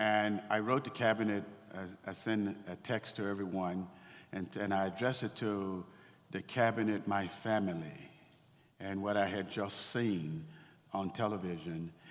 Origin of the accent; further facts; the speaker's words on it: Waco, Texas, United States; I grew up in Waco, Texas uh, in the 1960s